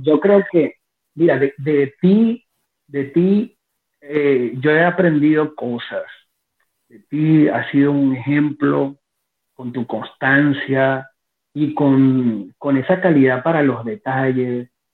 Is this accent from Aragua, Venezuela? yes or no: yes; Maracay, Aragua, Venezuela; moved away; los que somos de Venezuela y de Maracay específicamente